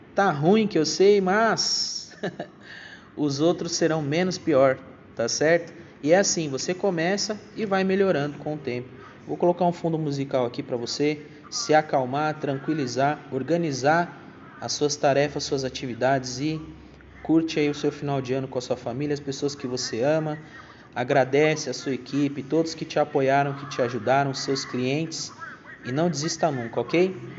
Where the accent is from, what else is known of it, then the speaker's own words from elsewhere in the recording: Brazil; nós, como, como brasileiros